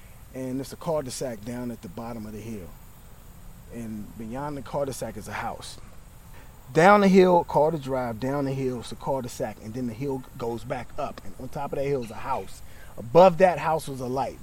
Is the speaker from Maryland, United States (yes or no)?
yes; Capitol Heights, Maryland, United States; moved away; also born or lived in South Florida; I grew up in Capitol Heights, Maryland, which is like 11 miles from the United States Capitol going east.